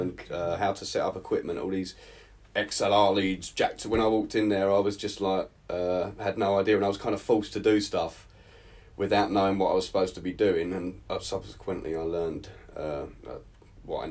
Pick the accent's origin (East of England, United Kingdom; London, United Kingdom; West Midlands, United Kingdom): East of England, United Kingdom; Southend-on-Sea; now in Portugal; South End, Essex